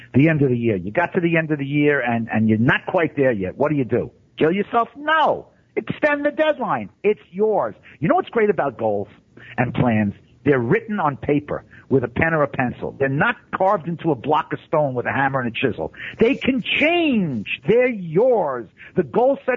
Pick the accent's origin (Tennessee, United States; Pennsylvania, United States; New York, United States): New York, United States; New York City; I grew up in Brooklyn